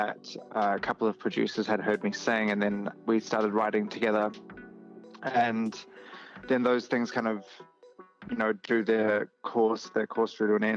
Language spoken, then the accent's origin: English; New Zealand; moved away as an adult; now in Australia; I'm originally from New Zealand, from Aotearoa